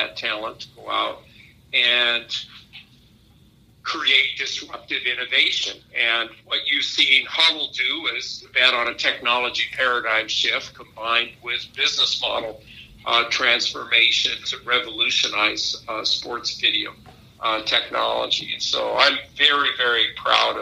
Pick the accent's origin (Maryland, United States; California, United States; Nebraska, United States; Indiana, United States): Nebraska, United States; moved away; not only am I grateful for my ability to grow up in Nebraska and the lessons and values that I learned growing up in Nebraska